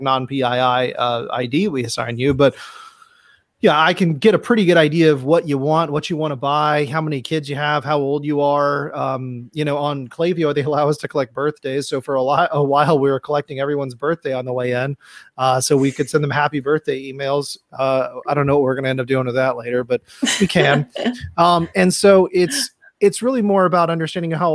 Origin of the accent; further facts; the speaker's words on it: Atlanta, Georgia, United States; now in South Texas, United States; I was born and raised in Atlanta